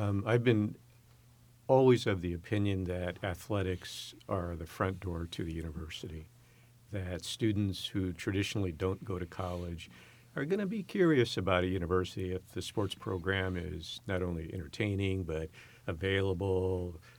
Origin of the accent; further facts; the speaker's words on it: San Francisco Bay Area, California, United States; moved away as an adult; also born or lived in Upper Peninsula, Michigan; now in San Francisco, United States; I'm born and raised in the San Francisco, Oakland Bay Area